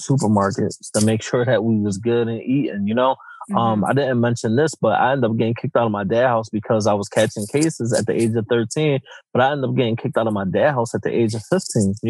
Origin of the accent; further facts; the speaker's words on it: Philadelphia, Pennsylvania, United States; growing up in Philadelphia, especially North Philly